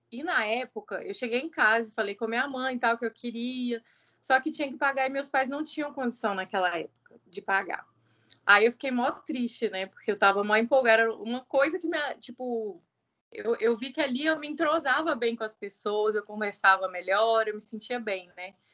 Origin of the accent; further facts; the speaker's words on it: Belo Horizonte, Minas Gerais, Brazil; now in Uberlândia, Brazil; Sou mineira de Belo Horizonte e tenho 35 anos.